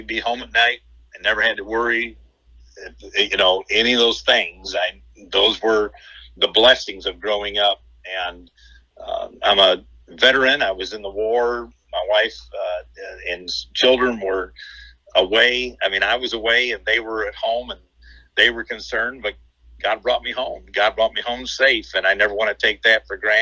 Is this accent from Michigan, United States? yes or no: yes; Detroit, Michigan, United States; I grew up in the Detroit area